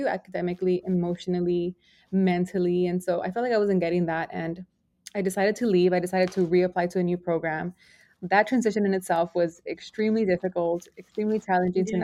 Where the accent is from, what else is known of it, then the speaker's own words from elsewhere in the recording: Los Angeles, California, United States; I was raised in Boyle Heights, Los Angeles